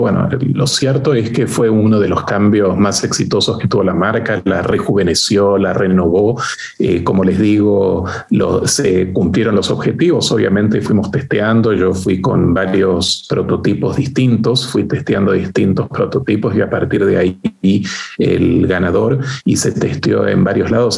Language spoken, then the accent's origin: Spanish; Argentina; moved away as an adult; also born or lived in France / United States / Uruguay; now in Chile; en Danone tuve oportunidad de trabajar en Argentina, este, como les decía, mi país de origen